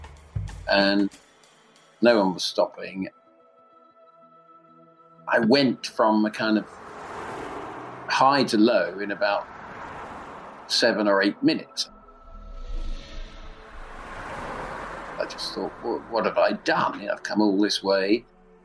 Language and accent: English; London, United Kingdom; I'm from London, England, and I'm a writer